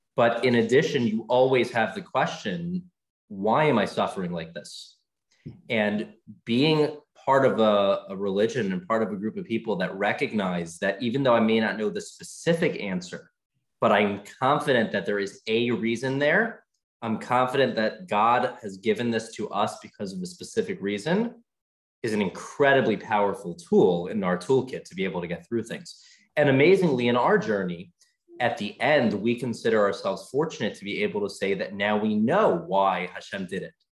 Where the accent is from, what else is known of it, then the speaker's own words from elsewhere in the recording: Baltimore, Maryland, United States; moved away as an adult; now in Atlanta, United States; my wife's from New York. I'm from Baltimore. We came purely for this job